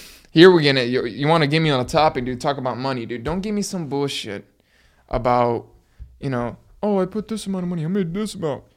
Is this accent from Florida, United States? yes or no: yes; Miami, Florida, United States; I was born in Miami